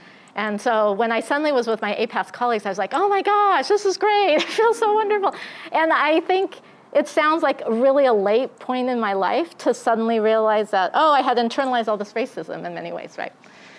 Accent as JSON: {"language": "English", "region": "Arizona", "country": "United States", "tie": "born or raised there", "said": "I grew up here in Arizona, and we didn't live near where a lot of the other Japanese Americans were, which tended to be more in the Glendale area."}